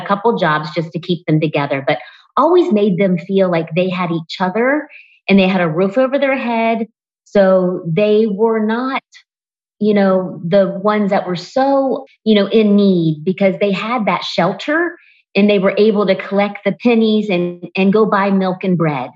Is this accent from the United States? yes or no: yes; Springfield, Ohio, United States; I grew up in Springfield, Ohio